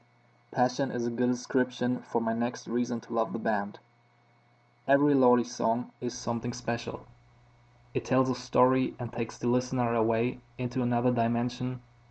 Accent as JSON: {"language": "English", "town": "Koblenz", "region": "Rhineland-Palatinate", "country": "Germany", "second_language": "English", "said": "I'm from Koblenz, Germany."}